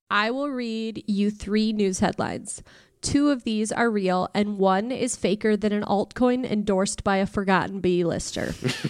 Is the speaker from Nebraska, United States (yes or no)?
yes; Nebraska, United States; I am originally from Nebraska. So I'm probably the only person you know ever from Nebraska.